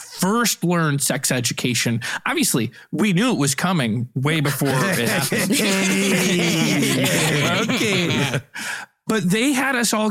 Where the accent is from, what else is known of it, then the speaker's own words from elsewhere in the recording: Crystal Lake, Illinois, United States; I grew up in Crystal Lake